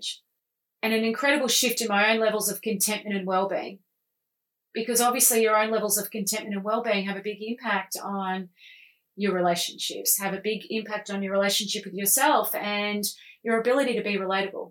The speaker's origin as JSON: {"language": "English", "country": "Australia", "said": "I'm Australian"}